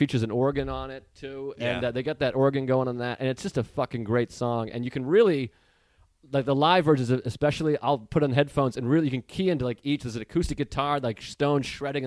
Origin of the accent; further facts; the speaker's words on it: Massachusetts, United States; moved away as an adult; also born or lived in Boston; Before I turned 20, I lived in Boston. So I'm from Massachusetts